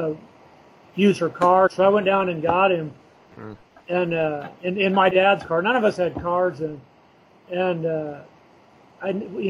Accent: Huntington Beach, California, United States; I grew up in Huntington Beach

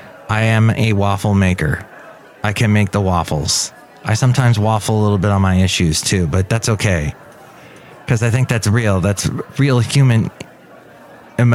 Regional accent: San Fernando Valley, California, United States; also born or lived in Oxnard, California; we moved from the San Fernando Valley up to Oxnard.

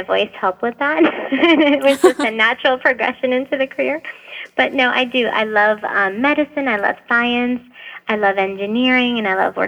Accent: Boston, Massachusetts, United States; moved away as an adult; also born or lived in Lebanon; now in Nashville, United States; I lived in Boston for most of my life

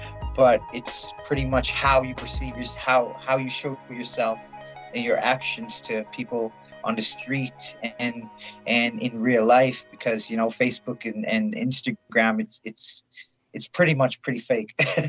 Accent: South Dakota, United States; now in Calgary, Canada; So my background, I'm originally from South Dakota. Part Soto, part Cree, and part Mexican.

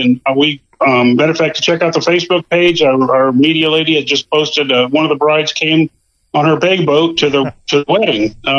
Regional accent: Tennessee, United States; now in Florida, United States; I'm from Tennessee originally, and I grew up bass fishing and loved it.

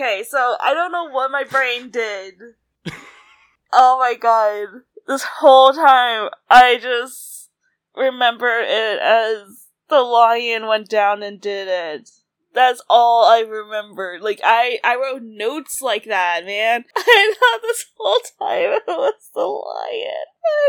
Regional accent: the South, United States; like you and I grew up in the South

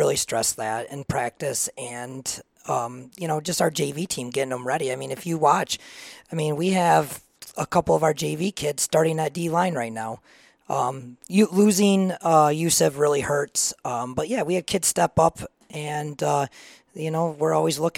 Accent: Reed City, Michigan, United States; I am from Reed City. I grew up there my whole life

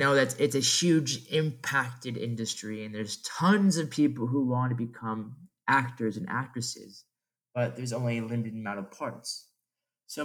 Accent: Los Angeles, California, United States; also born or lived in Orange County, California; I've always lived in LA. I grew up in the Valley, and then I moved down to Orange County for school. And then now I moved up to an apartment in the Pico Robertson area.

